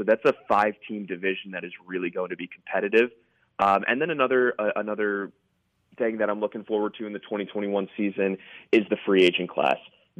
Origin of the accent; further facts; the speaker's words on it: New York, United States; As a New Yorker myself